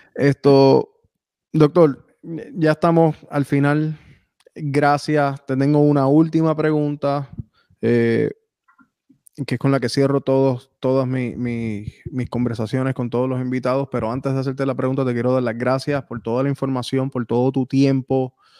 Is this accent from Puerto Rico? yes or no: yes; Puerto Rico; un boricua